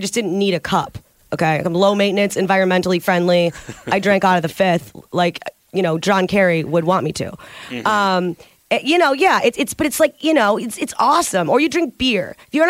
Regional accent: Detroit, Michigan, United States; I grew up in the Detroit area

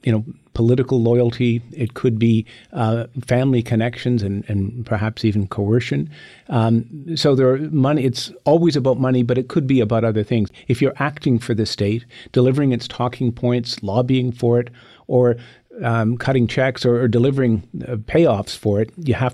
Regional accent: Canada; I'm a past retired and unapologetic foreign influencer as a Canadian diplomat, as the ambassador to China.

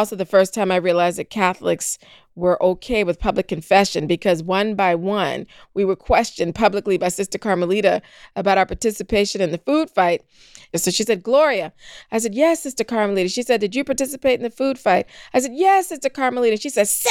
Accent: Charleston, South Carolina, United States; I'm from that beautiful city, Charleston, South Carolina. I grew up there

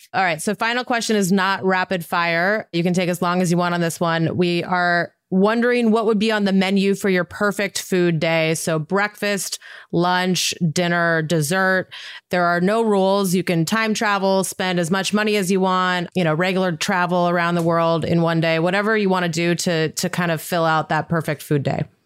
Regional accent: Montana, United States; I'm from Montana

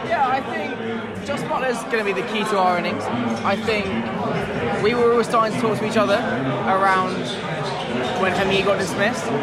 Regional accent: Manchester, North West England, United Kingdom; we're from Manchester, so we've come quite a way.

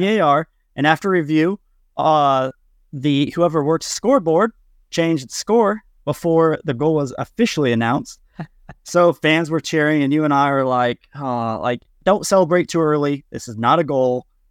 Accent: Kansas, United States; from Kansas, as a Midwesterner

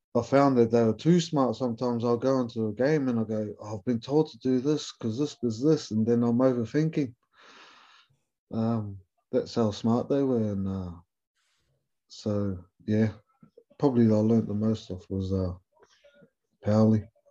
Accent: New Zealand; accent: Kiwi; moved away as an adult; now in England; being a Kiwi fella, but keeping a little Maori boy from New Zealand

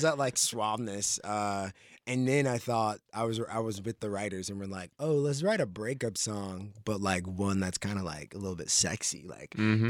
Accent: New Jersey, United States; now in Los Angeles, United States; I grew up in Jersey

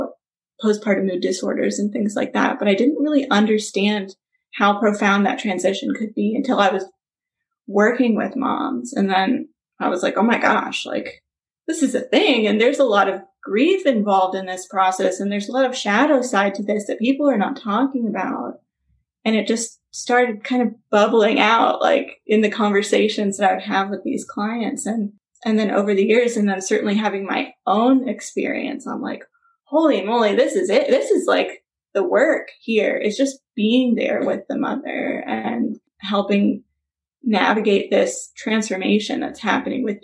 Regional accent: Memphis, Tennessee, United States; moved away as an adult; also born or lived in Los Angeles, United States / Valencia, California, United States; my hometown, Memphis

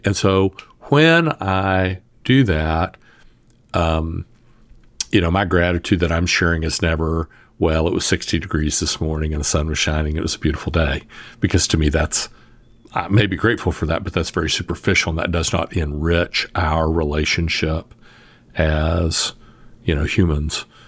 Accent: the South, United States; I'm from the South

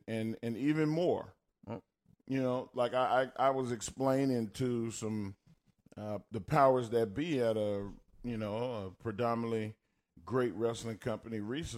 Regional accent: Texas, United States; accent: Texas country twang; I have a Texas country twang accent.

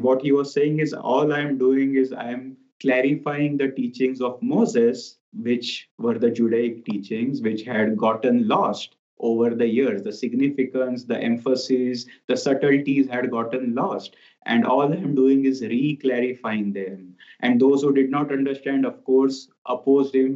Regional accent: India; moved away as an adult; now in Ananda Village, United States; I come from India

